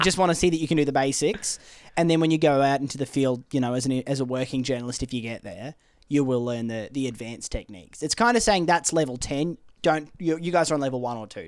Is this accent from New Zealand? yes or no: no; Australia; growing up in Australia